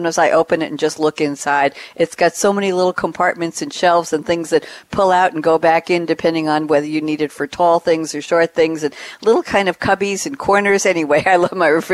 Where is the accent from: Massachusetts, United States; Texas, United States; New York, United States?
New York, United States; I'm a New Yorker